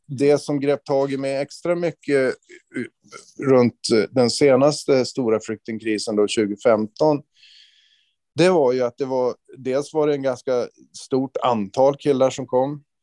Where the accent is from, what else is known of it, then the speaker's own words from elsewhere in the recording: inland Norrland, Sweden; Alltså jag växte upp i en otroligt trygg omgivning. Eh, Norrlands inland på 70-talet